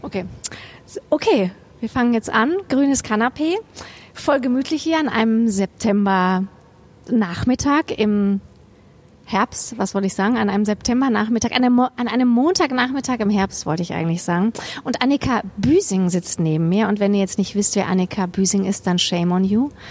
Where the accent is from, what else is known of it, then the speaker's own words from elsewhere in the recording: Kassel, Hesse, Germany; moved away; ich komme aus Kassel ursprünglich